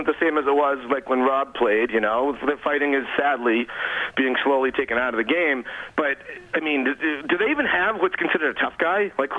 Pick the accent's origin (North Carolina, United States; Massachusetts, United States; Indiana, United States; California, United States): Massachusetts, United States; Boston; I'm from Boston.